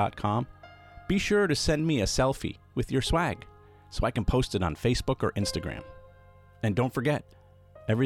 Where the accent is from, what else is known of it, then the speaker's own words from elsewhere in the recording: Pawtucket, Rhode Island, United States; also born or lived in Providence, Rhode Island; my mother and I moved from Providence back to my birth city of Pawtucket, Rhode Island